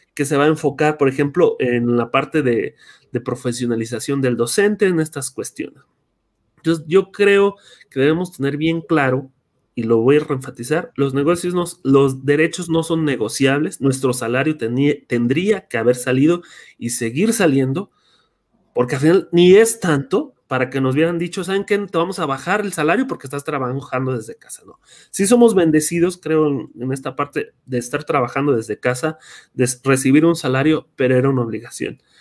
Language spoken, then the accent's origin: Spanish; Michoacán, Mexico; soy de Michoacán, egresado de Tirpetío